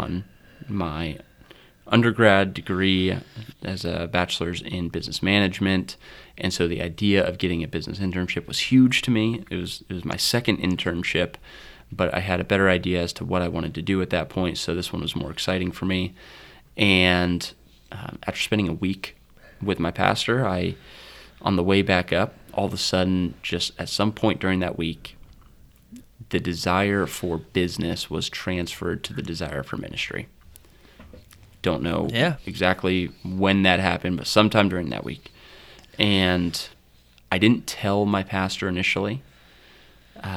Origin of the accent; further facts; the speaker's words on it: Mount Vernon, Ohio, United States; I'm attending Mount Vernon Nazarene University primarily because that's where that was the university in my hometown.